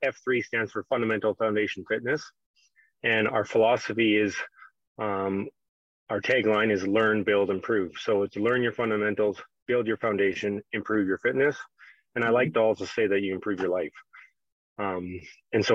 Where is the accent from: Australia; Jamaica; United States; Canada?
Canada; my background being a Canadian kid was hockey